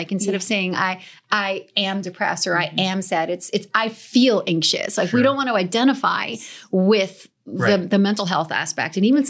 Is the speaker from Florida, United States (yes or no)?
no; New Jersey, United States; I'm from New Jersey.